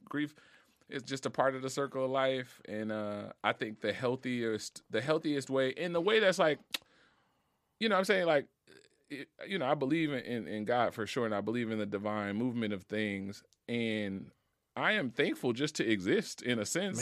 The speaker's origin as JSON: {"language": "English", "town": "Marrero", "region": "Louisiana", "country": "United States", "tie": "born or raised there", "said": "I'm from New Orleans, from the West Bank, from Marrero, grew up in a pretty hood, uh, neighborhood called Walker Town."}